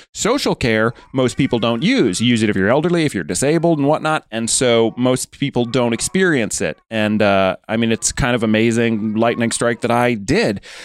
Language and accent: English; United States; moved away as an adult; now in United Kingdom; I'm American